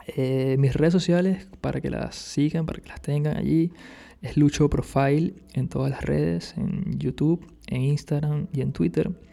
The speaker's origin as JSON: {"language": "Spanish", "town": "Caracas", "region": "Capital District", "country": "Venezuela", "moved": "as an adult", "lives_now": "Barcelona, Spain", "said": "soy de Venezuela, soy de Caracas, allá estudié artes audiovisuales"}